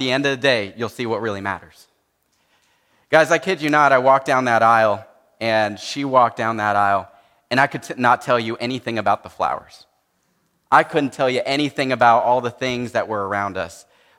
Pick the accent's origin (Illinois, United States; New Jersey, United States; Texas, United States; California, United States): California, United States; San Jose; I grew up in San Jose, but I grew up in a very Hispanic home, and so I know a lot of Spanish